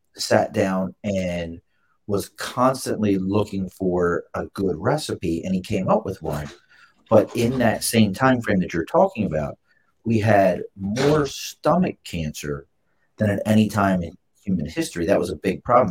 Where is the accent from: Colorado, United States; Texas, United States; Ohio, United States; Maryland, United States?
Maryland, United States; Baltimore; now in Albany, United States; I'm not from here originally. I grew up in Baltimore